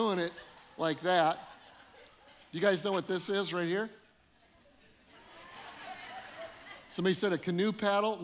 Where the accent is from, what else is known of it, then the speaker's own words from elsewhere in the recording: Colorado, United States; moved away; also born or lived in northern Illinois; I grew up in Colorado